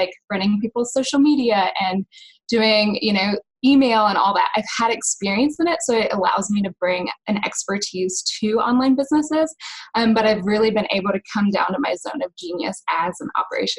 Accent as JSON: {"language": "English", "region": "North Carolina", "country": "United States", "lives_now": "Missouri, United States", "said": "I am from North Carolina. I'm currently living in Missouri, and I'm moving to Philadelphia."}